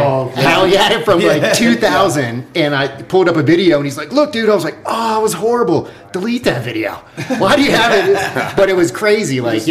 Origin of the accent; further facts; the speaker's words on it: Maryland, United States; now in West Hollywood, United States; I'm from Maryland